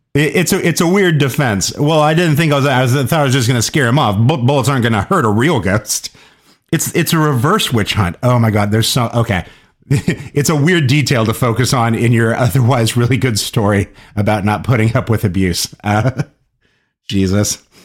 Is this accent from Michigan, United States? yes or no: no; Kansas, United States; places in Kansas or, or, or my part of the Midwest that I grew up around